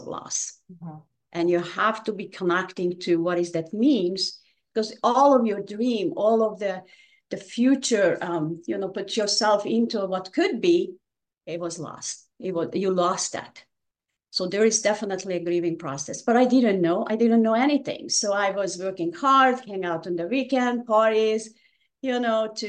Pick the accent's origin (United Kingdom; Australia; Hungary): Hungary; English is a second language; moved away as an adult; now in United States; I was born in Hungary.